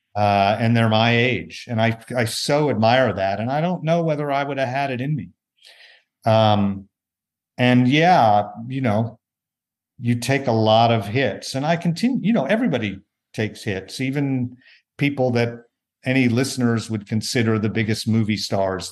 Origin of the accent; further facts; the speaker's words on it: Tulsa, Oklahoma, United States; moved away; an event in Tulsa, Oklahoma, my hometown.